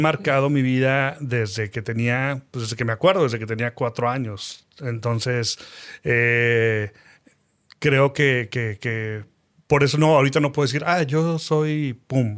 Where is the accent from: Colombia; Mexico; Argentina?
Mexico; Saltillo, Coahuila; also born or lived in Mexico City / Cuba; nací en Ciudad de México a los ocho años más o menos nos fuimos a vivir a Saltillo. En Saltillo yo quería regresarme a Ciudad de México para estudiar eh, cine. No pude estudiar cine por situaciones familiares. Me quedé en Saltillo